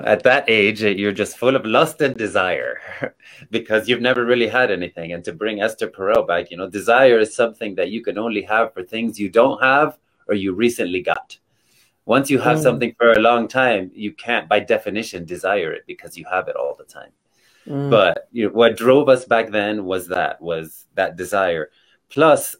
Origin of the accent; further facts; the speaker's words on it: Miami, Florida, United States; moved away as an adult; now in Colorado Springs, United States; I was born in Miami, Florida. And I just moved to Colorado Springs last year. So for the first 40 something years of my life, I've only been a Florida native